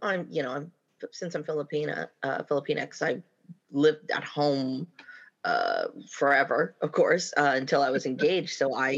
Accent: Winnipeg, Manitoba, Canada; I was born in Manitoba in Winnipeg.

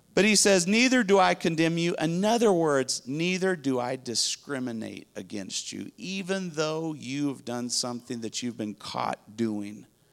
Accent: Spain; now in Dallas, United States; I grew up in Spain

